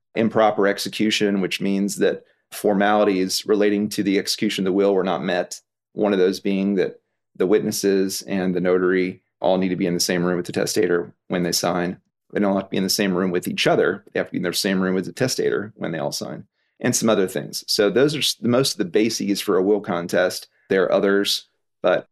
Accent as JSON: {"language": "English", "town": "Houston", "region": "Texas", "country": "United States", "tie": "born or raised there", "lives_now": "Fort Worth, United States", "said": "I was born in Houston, but now I live in Fort Worth"}